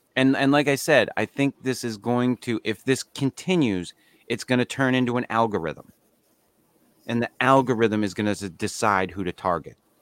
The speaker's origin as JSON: {"language": "English", "country": "United States"}